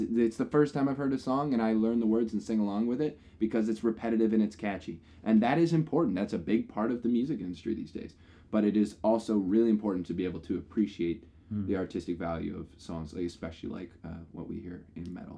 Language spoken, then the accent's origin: English; Canada; we are from Canada, and it is snowy here in the winter.